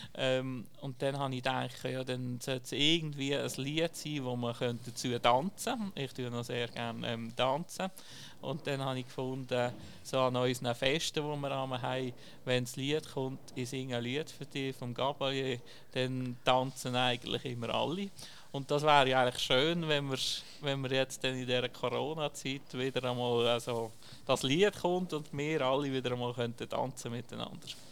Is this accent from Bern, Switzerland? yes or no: no; Dietisberg, Basel-Landschaft, Switzerland; ich bin auf dem Dietisberg aufgewachsen